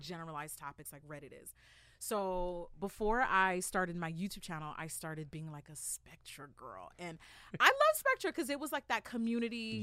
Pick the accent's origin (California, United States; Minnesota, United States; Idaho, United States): California, United States; La Puente; I'm from La Puente. I'm from San Gabriel Valley.